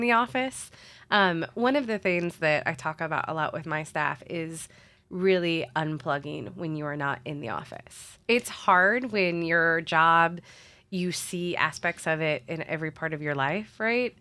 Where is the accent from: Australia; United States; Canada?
United States; Springfield, Illinois; moved away as an adult; also born or lived in Saint Louis, Missouri; now in Columbia, United States; I'm originally from Springfield, Illinois, which is in the middle of Illinois